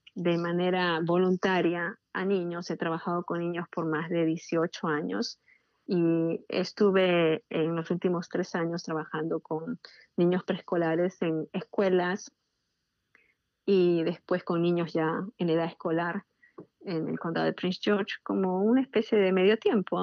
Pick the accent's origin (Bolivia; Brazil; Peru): Peru; now in Washington DC area, United States; yo soy peruana